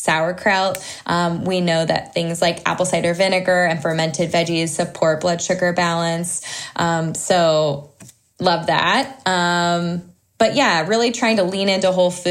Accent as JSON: {"language": "English", "region": "Southern California", "country": "United States", "tie": "born or raised there", "said": "We grew up in Southern California. My husband and I both did"}